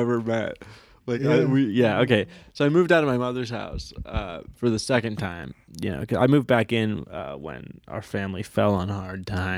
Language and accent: English; Long Island, New York, United States; moved away; I'm from Long Island